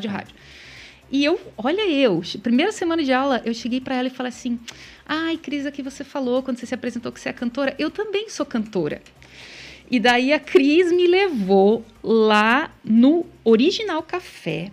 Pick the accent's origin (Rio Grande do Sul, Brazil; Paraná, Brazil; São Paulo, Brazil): Paraná, Brazil; Vitorino; eu nasci em Vitorino, tem 5 mil habitantes